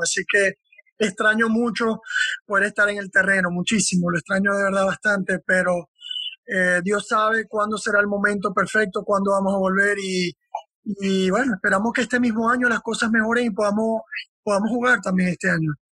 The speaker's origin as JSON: {"language": "Spanish", "town": "Maracaibo", "region": "Zulia", "country": "Venezuela", "said": "Yo estaba en el apartamento de mi hermano en Maracaibo, de donde yo soy"}